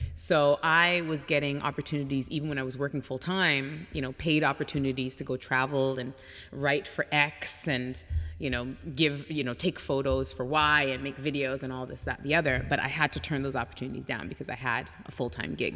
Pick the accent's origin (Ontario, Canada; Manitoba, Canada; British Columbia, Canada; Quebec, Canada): Ontario, Canada; Toronto; moved away as an adult; also born or lived in France / Mexico / Hong Kong / England; now in United States; I grew up in Toronto.